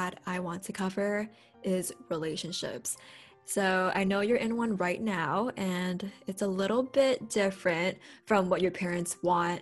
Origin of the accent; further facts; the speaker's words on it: New York City, New York, United States; I'm a 21-year-old Chinese American born and raised in Brooklyn, New York